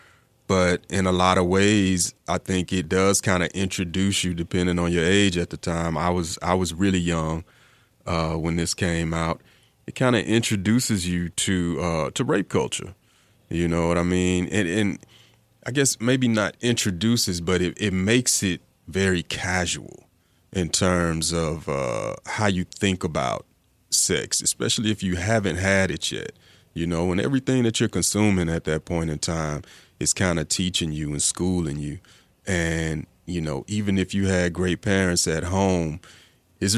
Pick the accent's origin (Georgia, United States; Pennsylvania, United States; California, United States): Georgia, United States; Atlanta; I was growing up in Atlanta, and dance was very much a part of our hip-hop culture down here.